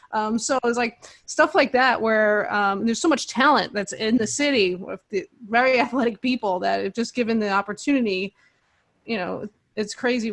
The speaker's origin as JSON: {"language": "English", "town": "New York City", "region": "New York", "country": "United States", "tie": "born or raised there", "said": "I grew up in Queens myself. My mother's family's from Puerto Rico."}